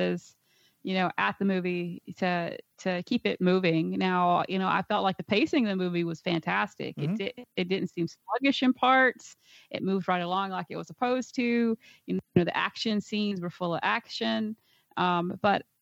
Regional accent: United States; as American people

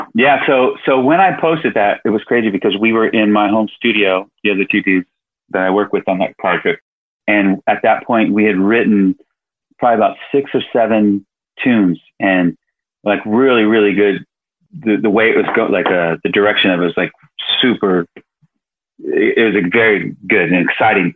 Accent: Sacramento, California, United States; moved away; We're both from Sacramento

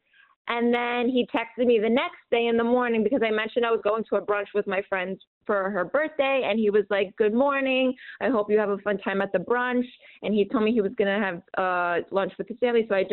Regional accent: New York, United States; I'm from New York

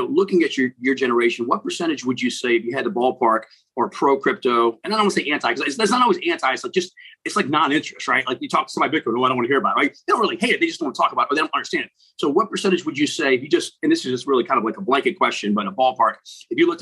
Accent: United States; I'm sitting there from the States

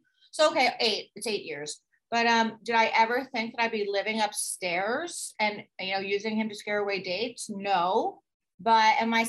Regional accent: Florida, United States; I grew up in Florida. There's no ice rinks in Florida.

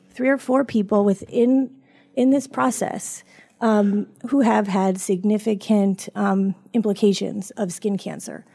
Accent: Florida, United States; I grew up in the Sunshine State

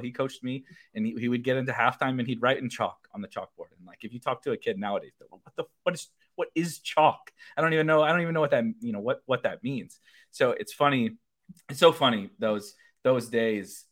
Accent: St. Louis, Missouri, United States; now in Illinois, United States; I say I'm from Saint Louis, but I live on the, on the suburbs of Illinois

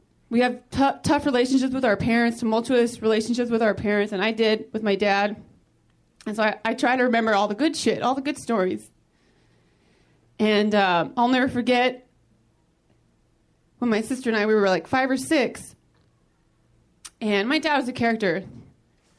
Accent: Modesto, California, United States; now in Los Angeles, United States; I'm originally from Northern California. I'm actually from Modesto, California.

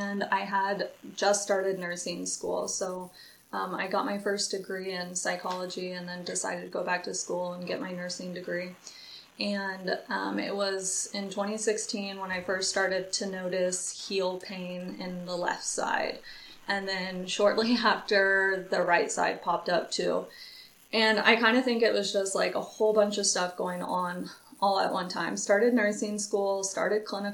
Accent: Lawrence, Kansas, United States; I am from Lawrence, Kansas.

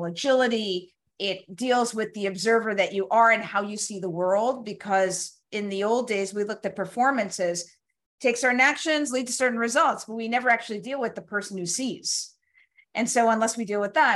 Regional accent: New York City, New York, United States; I grew up in Brooklyn

